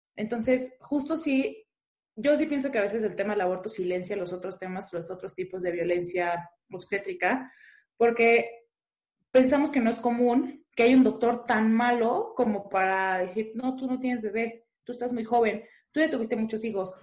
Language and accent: Spanish; Puerto Vallarta, Jalisco, Mexico; yo soy de Puerto Vallarta y mi colectiva es de Puerto Vallarta